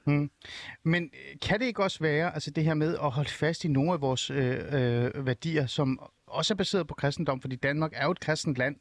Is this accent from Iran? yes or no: yes; Iran; now in Denmark; Men jeg kommer jo oprindeligt fra Iran